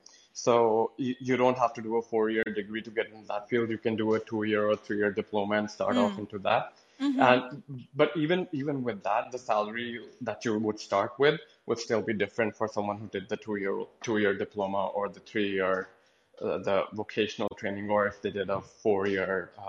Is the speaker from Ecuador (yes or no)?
no; Canada; I mean, I'm from Canada, so I don't want to sound off like the smug Canadian who, you know, talks down to Americans.